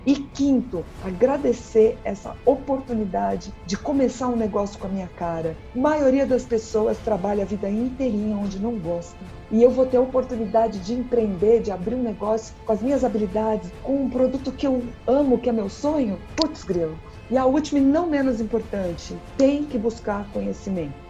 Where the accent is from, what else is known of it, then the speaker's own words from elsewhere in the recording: São Paulo, Brazil; eu sou de São Paulo